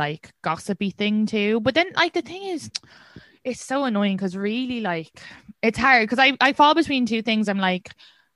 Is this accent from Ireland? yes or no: yes; Kildare, Leinster, Ireland; now in New York, United States; I'm from Kildare